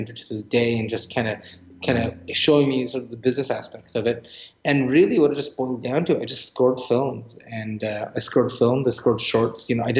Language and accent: English; Edmonton, Alberta, Canada; moved away; for the Young Composers Project in Edmonton with the Edmonton Symphony Orchestra. That's where I grew up in Canada.